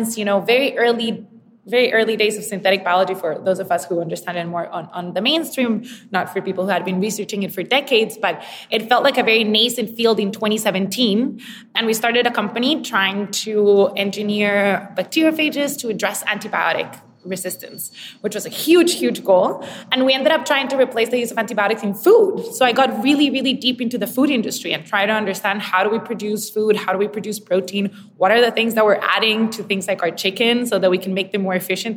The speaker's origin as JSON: {"language": "English", "country": "Costa Rica", "tie": "born or raised there", "said": "I'm originally from Costa Rica, born and raised"}